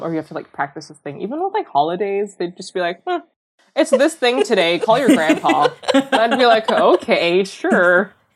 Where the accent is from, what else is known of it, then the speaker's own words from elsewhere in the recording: Bellevue, Washington, United States; I grew up in a suburb called Bellevue